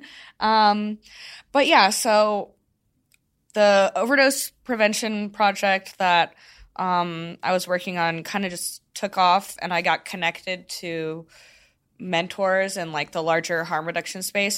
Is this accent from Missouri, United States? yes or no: yes; St. Louis, Missouri, United States; moved away as an adult; also born or lived in Arkansas; I grew up in Saint Louis, went to college in Arkansas.